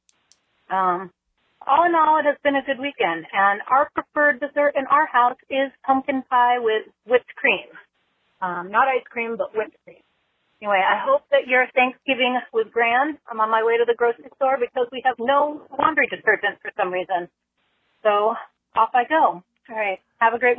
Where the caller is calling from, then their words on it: Maryland, United States; I'm calling from Maryland.